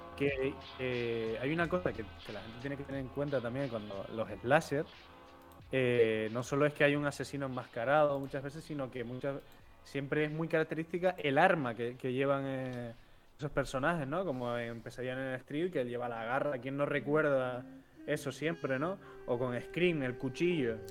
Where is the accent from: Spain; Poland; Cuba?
Cuba; moved away; de pequeño en Cuba